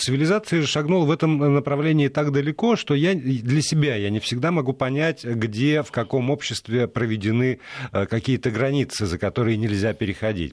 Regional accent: Perm, Perm Krai, Russia; Пермь — это го, место, где родился Заратустра, Дягилев и я

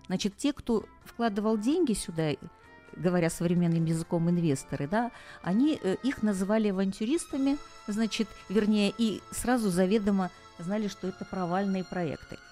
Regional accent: Sochi, Krasnodar Krai, Russia; я родилась в Сочи, и поэтому я его так люблю

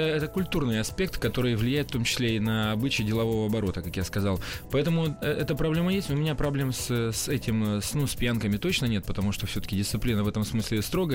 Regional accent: Russian Far East, Russia; А я ведь дальневосточник

